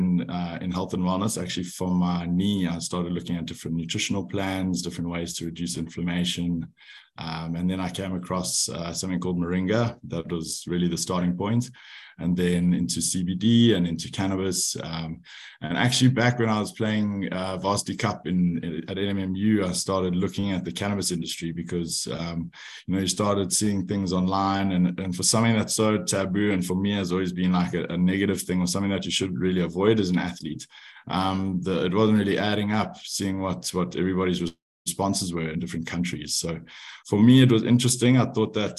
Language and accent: English; Johannesburg, Gauteng, South Africa; also born or lived in France; I'm from Johannesburg, South Africa, but I moved out of home to pursue rugby when I was 18